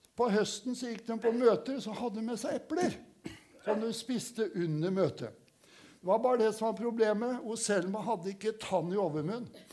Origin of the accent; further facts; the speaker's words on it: Kråkerøy, Østfold, Norway; som guttunge jeg bodde hjemme hos besteforeldrene mine på Kråkerøy